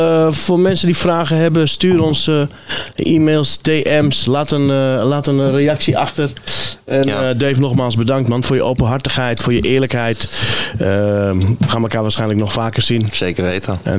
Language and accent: Dutch; Nador / Al Hoceima, Oriental, Morocco; now in Netherlands; Op mijn geboorteplaats. Nador en El Housima.